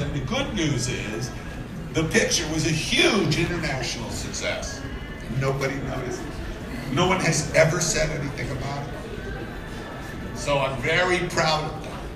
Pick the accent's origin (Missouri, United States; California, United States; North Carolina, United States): California, United States; Los Angeles; I grew up in Los Angeles